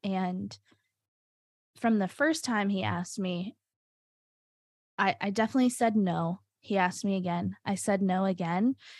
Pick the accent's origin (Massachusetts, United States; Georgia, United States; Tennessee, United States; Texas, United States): Tennessee, United States; Nashville; moved away as an adult; also born or lived in Binghamton, New York; now in Rochester, United States; I'm originally from Nashville, Tennessee.